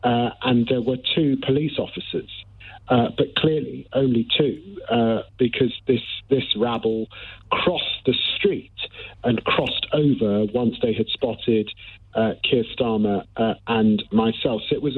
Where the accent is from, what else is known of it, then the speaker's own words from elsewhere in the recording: London, United Kingdom; You know, I'm born and raised in Tottenham.